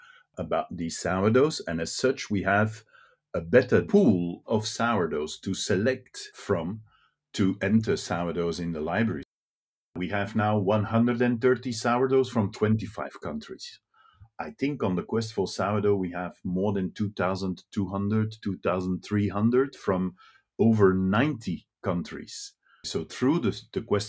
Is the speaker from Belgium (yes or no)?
yes; Brussels, Brussels-Capital Region, Belgium; first language Dutch; English is a second language; I'm just a boy from Brussels. And in Brussels, you grow up in the streets. My both parents are Flemish speaking